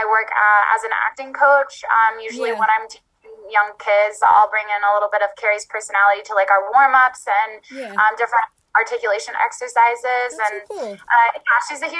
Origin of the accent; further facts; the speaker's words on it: Houston, Texas, United States; moved away as an adult; also born or lived in Los Angeles; I'm from Houston, Texas